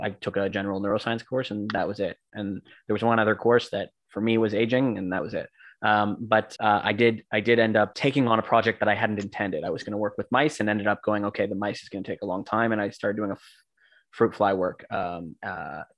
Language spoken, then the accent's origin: English; Vancouver, British Columbia, Canada; moved away; I'm from Vancouver.